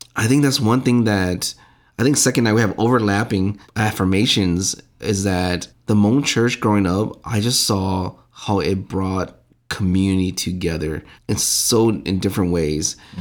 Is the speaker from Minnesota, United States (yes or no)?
yes; Saint Paul, Minnesota, United States; growing up around, I, I'm, I must have been the age of, like, four or five and running around with other Hmong kids. My dad was helping, uh, build, uh, Saint Paul Hmong Lions Church